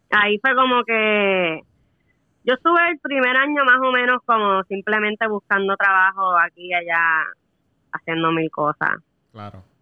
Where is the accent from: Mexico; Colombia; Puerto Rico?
Puerto Rico; moved away as an adult; now in United States; Pues, o sea, me fui de Puerto Rico en el 2013.